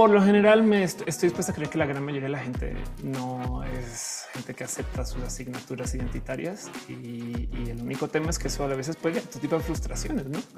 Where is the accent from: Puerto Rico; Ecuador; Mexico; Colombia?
Mexico; Hola, soy mexicana. este soy este eh, posgraduada.